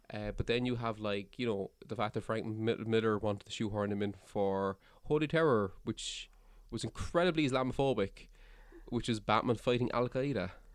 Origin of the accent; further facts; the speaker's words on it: Cork, Munster, Ireland; I'm from Cork